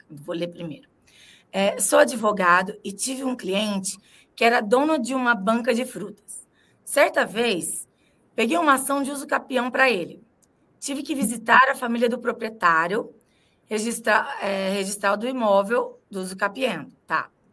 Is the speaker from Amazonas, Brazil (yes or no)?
no; Ribeirão Preto, São Paulo, Brazil; now in São Paulo, Brazil; eu sou de Ribeirão Preto, fala filão